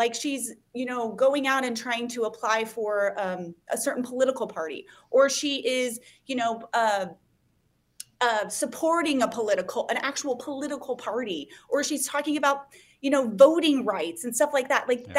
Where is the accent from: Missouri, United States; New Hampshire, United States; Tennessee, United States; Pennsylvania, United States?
Missouri, United States; also born or lived in Kansas; I'm from Missouri and Kansas, essentially.